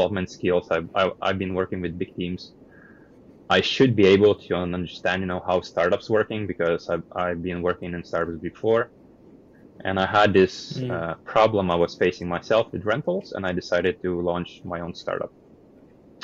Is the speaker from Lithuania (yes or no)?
yes; Lithuania; moved away as an adult; also born or lived in Denmark / Netherlands / China / Hong Kong; now in Vietnam; So I'm originally from Lithuania. I left Lithuania straight after high school.